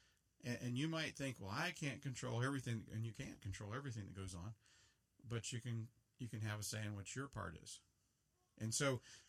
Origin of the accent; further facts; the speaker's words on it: United States; Before I'm an American, I'm a Christian. I love living in America